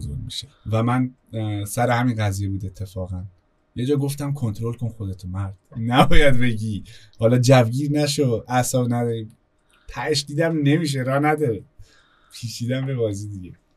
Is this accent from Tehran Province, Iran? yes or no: no; Kurdistan, Iran; first language Kurdish; Persian is a second language; اهل مدیوانیم دیگه اهل کردستانیم